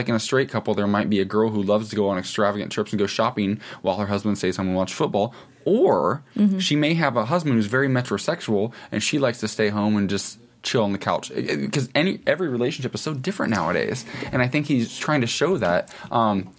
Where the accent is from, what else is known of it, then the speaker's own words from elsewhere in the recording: Ohio, United States; now in Los Angeles, United States; Where I grew up in Ohio